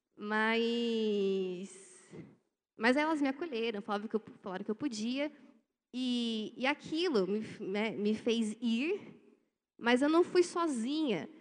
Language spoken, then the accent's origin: Portuguese; Brazil; A gente é brasileiro. Eu sou brasileiro.